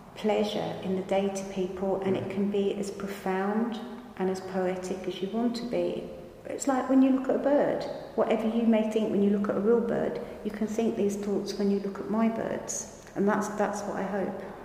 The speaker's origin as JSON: {"language": "English", "town": "Margate", "region": "South East England", "country": "United Kingdom", "said": "I come from Margate. Margate is 19, 18 miles away from the French coast."}